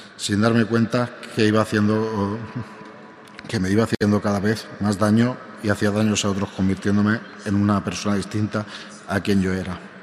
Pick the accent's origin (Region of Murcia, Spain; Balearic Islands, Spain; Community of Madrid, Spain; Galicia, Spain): Balearic Islands, Spain; Palma; moved away as an adult; now in Toledo, Spain; soy natural de Palma de Mallorca, España, aunque desde hace un año y medio vivo eh, en Toledo